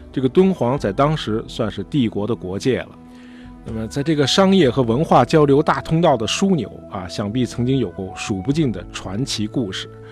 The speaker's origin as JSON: {"language": "Chinese", "country": "China", "said": "那么在我们中国人看来啊，那就是个盗匪形象"}